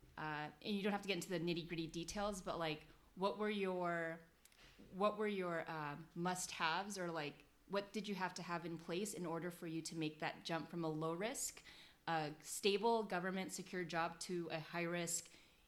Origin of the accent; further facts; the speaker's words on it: United States; So Jen's Korean-American, I'm Filipino-American